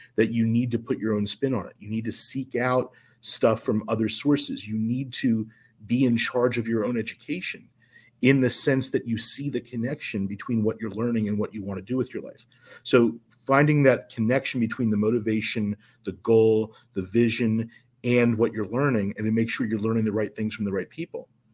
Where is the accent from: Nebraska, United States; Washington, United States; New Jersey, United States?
New Jersey, United States; also born or lived in Chicago; I ultimately moved from Chicago back to my hometown in South Jersey